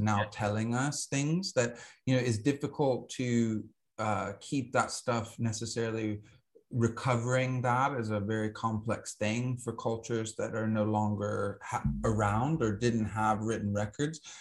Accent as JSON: {"language": "English", "region": "Alabama", "country": "United States", "tie": "born or raised there", "said": "I grew up in Alabama"}